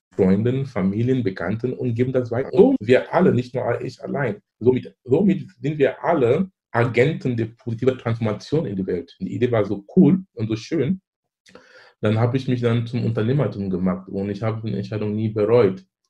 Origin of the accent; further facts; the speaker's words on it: Cameroon; German is a second language; moved away as an adult; now in Germany; ich komme gebürtig aus Kamerun. Ich lebe in Deutschland hier seit fast 20 Jahren. Bin ich damals zum Studieren gekommen